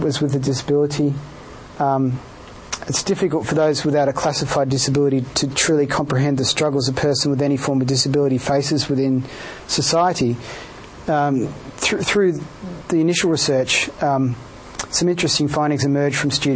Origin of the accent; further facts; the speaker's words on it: Melbourne, Victoria, Australia; moved away as an adult; now in Cambridge, United Kingdom; I'm from Melbourne